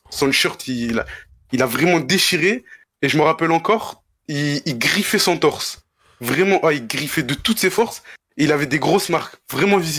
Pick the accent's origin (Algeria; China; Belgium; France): Algeria; Mostaganem, Mostaganem Province; algérien de Mostaganem, plus précisément.